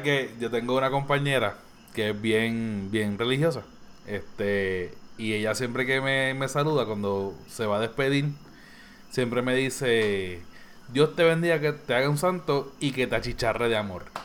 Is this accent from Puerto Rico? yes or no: yes; Bayamón, Puerto Rico; Yo soy de Bayamón